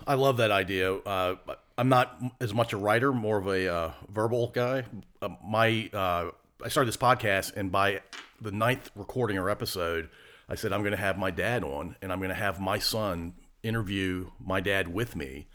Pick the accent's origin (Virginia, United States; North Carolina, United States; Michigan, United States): Virginia, United States; Ashland; I grew up in the middle of Ashland